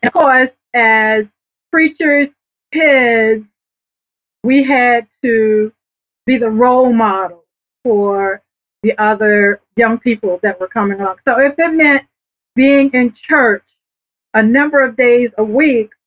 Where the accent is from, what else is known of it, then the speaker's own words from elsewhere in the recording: Norfolk, Virginia, United States; also born or lived in Philadelphia area; now in Philadelphia, United States; I was born and raised in Norfolk, Virginia, over in right off of Tidewater Drive